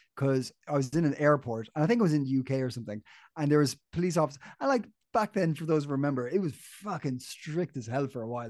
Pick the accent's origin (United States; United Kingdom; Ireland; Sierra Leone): Ireland; I grew up in Ireland